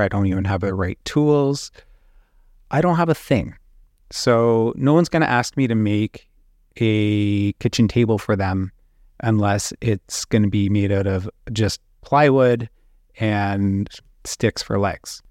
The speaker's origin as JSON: {"language": "English", "country": "Canada", "said": "I'm a Canadian illustrator"}